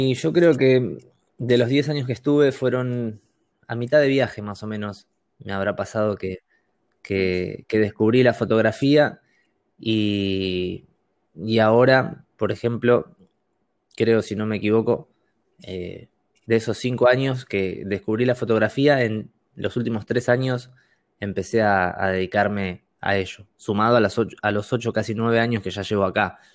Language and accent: Spanish; Argentina; moved away; also born or lived in Madrid / Barcelona; yo vengo de Argentina